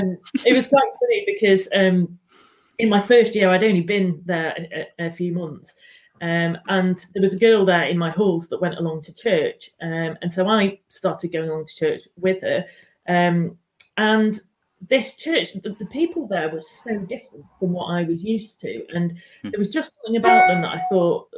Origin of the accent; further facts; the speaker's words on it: Manchester, North West England, United Kingdom; now in Newcastle, United Kingdom; I was born and brought up in Manchester, and I'm now based in Newcastle.